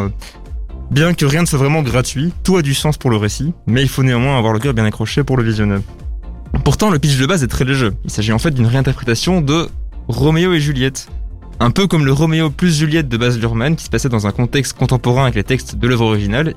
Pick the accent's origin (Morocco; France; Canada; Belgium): Belgium; Brussels, Brussels-Capital Region; en tant que bruxellois